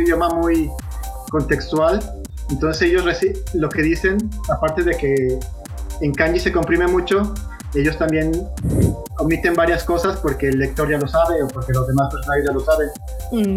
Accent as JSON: {"language": "Spanish", "town": "Guadalajara", "region": "Jalisco", "country": "Mexico", "tie": "born or raised there", "said": "En Guadalajara, de donde soy originario"}